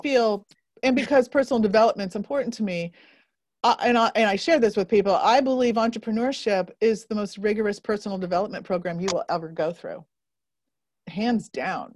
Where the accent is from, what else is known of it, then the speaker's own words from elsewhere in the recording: Northern Indiana, United States; moved away; I grew up in Northern Indiana